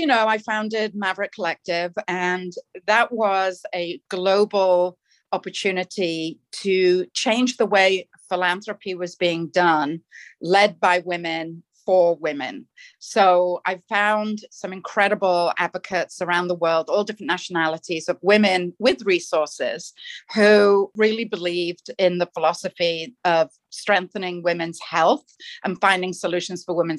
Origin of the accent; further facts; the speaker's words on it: England, United Kingdom; Well, I grew up in England, but my father was a sea captain. And so I grew up sailing around the world in my father's ship until I was about 17 years old.